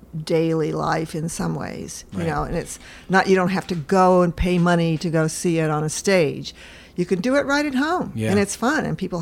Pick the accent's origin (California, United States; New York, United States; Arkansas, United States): California, United States; also born or lived in Seattle; I'm from Washington State in California. I was born in Seattle.